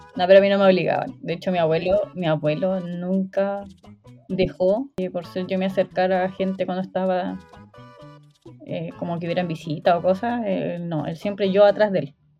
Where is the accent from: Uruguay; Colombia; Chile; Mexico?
Chile; northern Chile; soy del norte de Chile